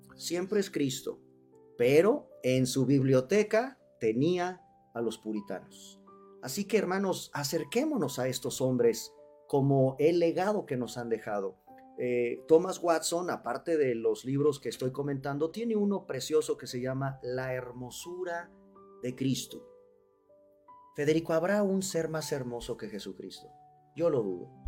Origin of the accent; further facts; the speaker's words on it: Mexico; los mexicanos no leemos